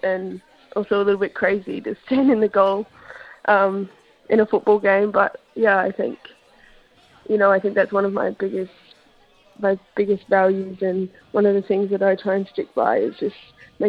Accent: Sydney, New South Wales, Australia; moved away; I was born in Sydney, so I started playing over there when I was about 8

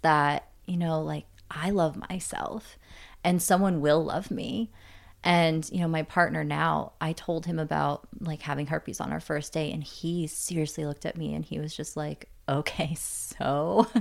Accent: Canada; moved away; I was born in Canada

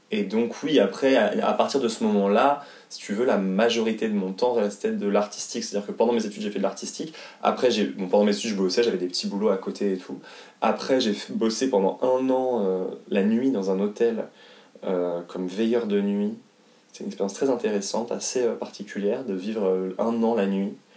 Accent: Haute-Savoie, Auvergne-Rhône-Alpes, France; also born or lived in Paris; je suis né à Paris, mais euh, deux, quand j'avais deux ans, je suis né euh, en 92, et quand j'avais deux ans, mes parents donc, ont déménagé en Haute-Savoie

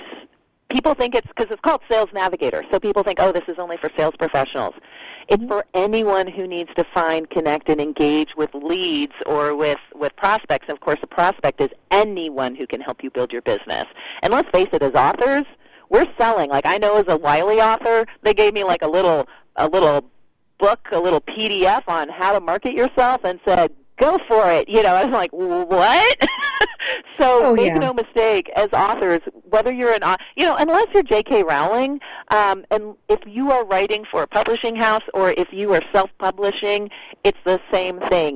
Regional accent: Canada; also born or lived in Sweden; I'm Canadian and Swedish

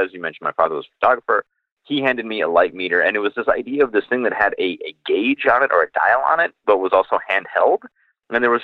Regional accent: Rochester, New York, United States; I grew up in Rochester, so Syracuse is kind of right down the road

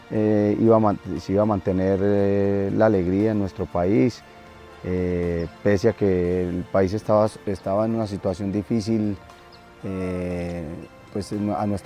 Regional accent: Colombia; nosotros somos colombianos

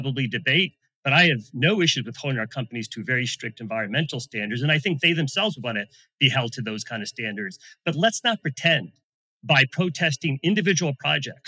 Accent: United States; I'm an American

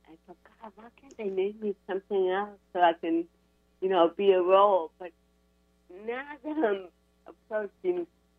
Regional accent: Buffalo, New York, United States; born there; Well, yeah, I was born in Buffalo, and my mom especially knew that there was something not right about me.

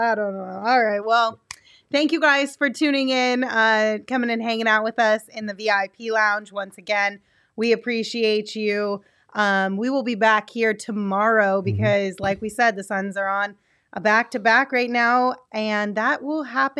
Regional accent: New Mexico, United States; now in Arizona, United States; I grew up in New Mexico. Now I live in Arizona. What is this?

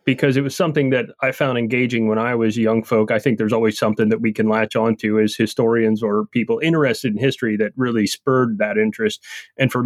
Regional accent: Central Florida, United States; moved away; also born or lived in Rocky Mountains; I grew up in Central Florida, but I also lived out in the Rocky Mountains for almost 20 years as well.

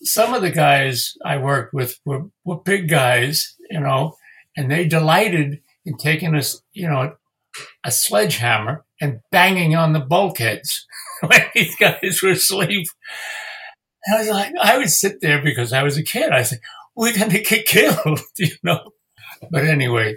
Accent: New York City, New York, United States; I grew up in Queens, which, you know, Richmond Hill

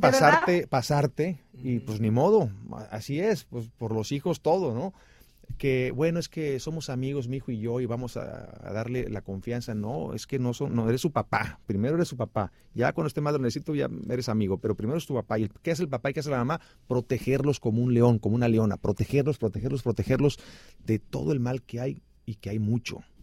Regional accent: Xicoténcatl, Tamaulipas, Mexico; moved away as an adult; also born or lived in Ciudad Mante, Tamaulipas / Mexico City / Miami / Los Angeles; yo nací en Ciudad Mante, Tamaulipas, crecí en Jicotenca, el Tamaulipas

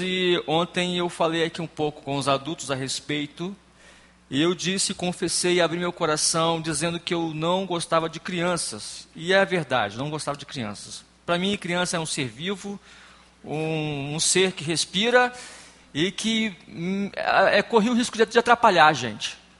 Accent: Espírito Santo, Brazil; sou do estado do Espírito Santo

